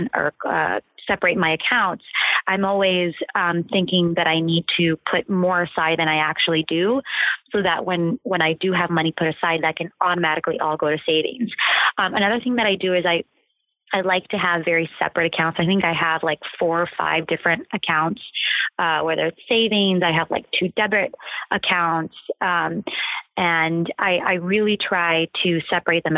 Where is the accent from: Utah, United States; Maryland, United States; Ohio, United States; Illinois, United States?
Ohio, United States; born or raised there; moved away